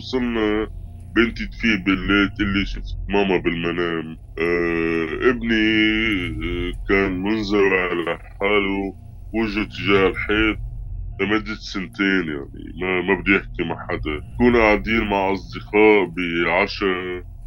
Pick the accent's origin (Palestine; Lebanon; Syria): Syria; moved away as an adult; now in Italy; جيت من سوريا آه، خلال الحرب يعني 2017 طلعت من سوريا بشهر تموز على إيطاليا